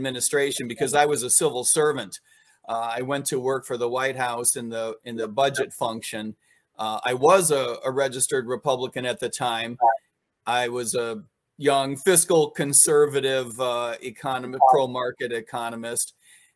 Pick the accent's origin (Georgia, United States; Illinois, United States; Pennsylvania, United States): Illinois, United States; Chicagoland; moved away as an adult; also born or lived in New York / Washington, D.C.; I grew up in Chicagoland, grew up in Des Plaines, Mount Prospect, Arlington Heights